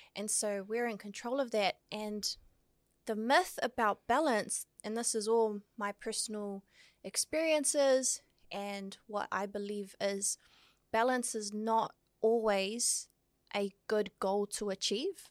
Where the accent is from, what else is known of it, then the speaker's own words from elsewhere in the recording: Auckland, New Zealand; born in Aotearoa, raised in the beautiful hood of Otara, South